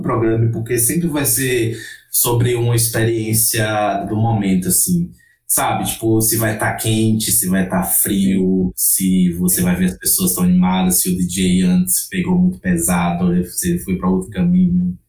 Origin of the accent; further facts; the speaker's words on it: Northeast Region, Brazil; moved away; como nordestino, como uma pessoa que nasceu lá